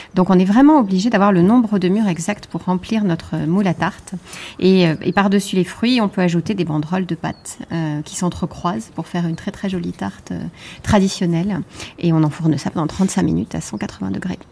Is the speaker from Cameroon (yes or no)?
no; Nice, Provence-Alpes-Côte d'Azur, France; ma ville natale, à savoir Nice